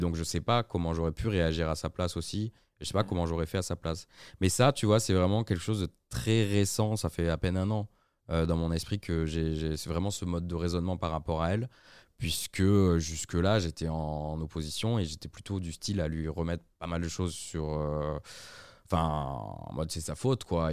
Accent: Aix-en-Provence and Marseille, Provence-Alpes-Côte d'Azur, France; also born or lived in Toulouse; now in Lyon, France; je suis originaire du sud. Je suis né à Toulouse et j'ai grandi entre Aix et Marseille

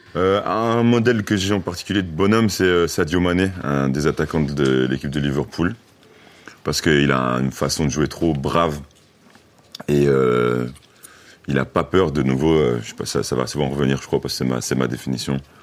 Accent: Brussels, Brussels-Capital Region, Belgium; je venais pas de cette zone-là, je venais de Bruxelles.

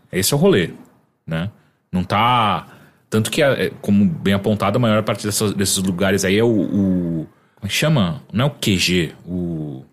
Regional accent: Atibaia, São Paulo, Brazil; uma das primeiras vezes que eu vim de Atibaia para São Paulo com meus amigos e não meu pai me trazendo

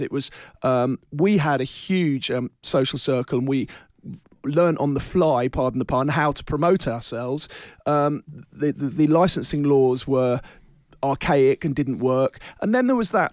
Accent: London, United Kingdom; I'm a Londoner born and bred

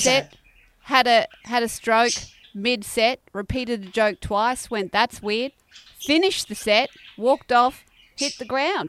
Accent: Redcliffe, Queensland, Australia; moved away; I came from Redcliffe where there was not much else to do other than bongs on the beach by the skate park

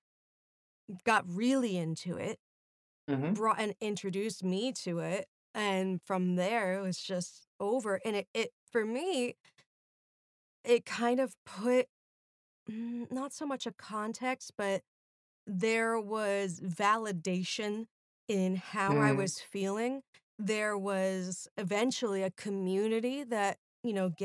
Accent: North Shore of Suffolk County, Long Island, New York, United States; we're both from Long Island

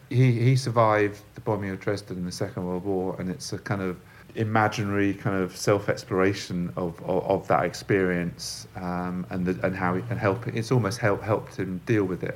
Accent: London, United Kingdom; I'm from London, I've grown up in London

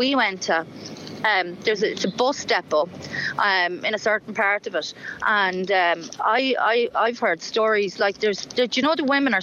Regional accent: Ireland; I'm Irish

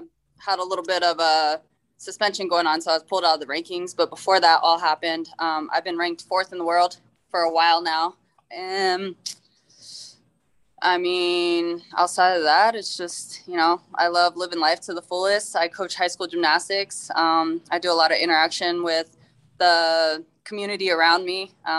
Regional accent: Colorado Springs, Colorado, United States; So I'm actually a Colorado native. I was born and raised in Colorado Springs, Colorado. I'm 32 years old.

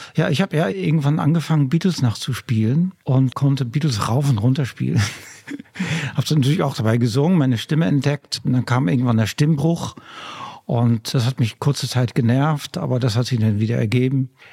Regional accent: Netherlands; German is a second language; also born or lived in Germany; now in Hamburg, Germany; ich bin ja nämlich an der Küste aufgewachsen in Holland

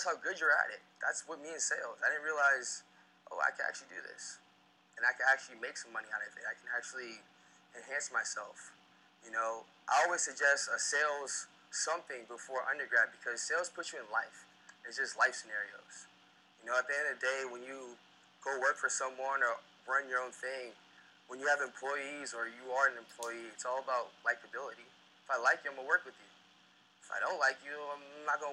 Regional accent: South Florida, United States; moved away as an adult; also born or lived in Sumter, South Carolina; I come from South Florida

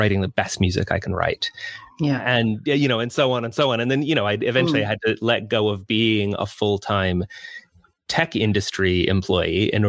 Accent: United States; moved away as an adult; now in United Kingdom; I grew up in the States, as you can hear from my accent

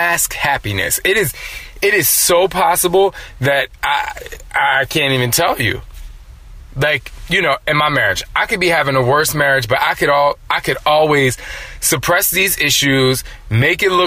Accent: New Jersey, United States; I'm from Jersey, and so we had Strowman's and Wonder Bread

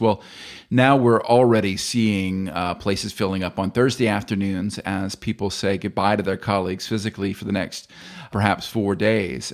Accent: United States; accent: American; my American accent

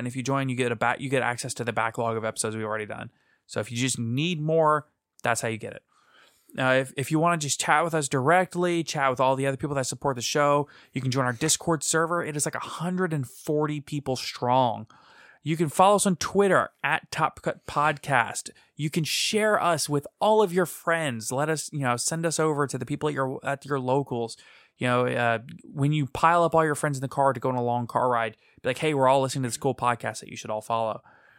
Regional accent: Louisiana, United States; we're from Louisiana.

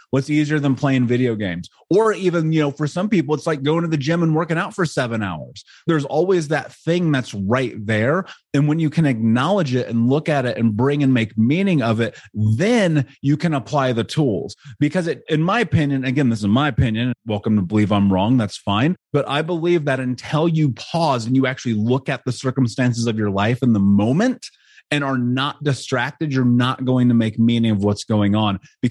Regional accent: Indianapolis, Indiana, United States; I grew up in Indianapolis in America.

